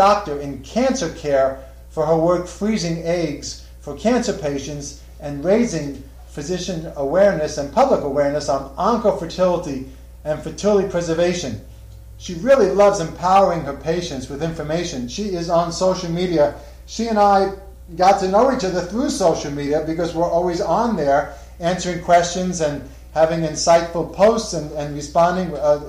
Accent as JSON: {"language": "English", "region": "Northern New Jersey", "country": "United States", "moved": "yes", "said": "this is home to me. I'm from Northern New Jersey, and I went to Rutgers Medical School."}